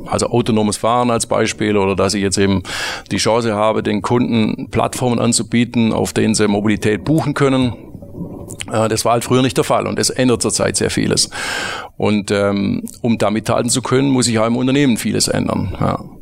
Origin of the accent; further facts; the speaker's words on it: Metzingen, Baden-Württemberg, Germany; also born or lived in Stuttgart / United States; ich komm aus Metzingen, einer Kleinstadt, äh, südlich von Stuttgart mit zwanzigtausend Einwohnern